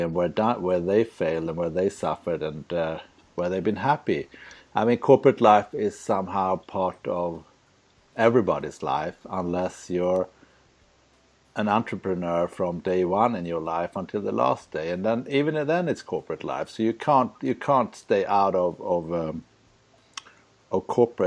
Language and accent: English; Sweden; moved away as an adult; also born or lived in Luxembourg / Prague; I'm from Sweden.